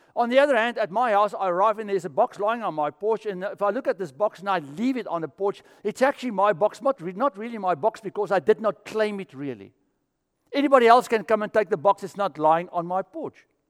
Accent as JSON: {"language": "English", "country": "South Africa", "moved": "yes", "said": "I'm from South Africa"}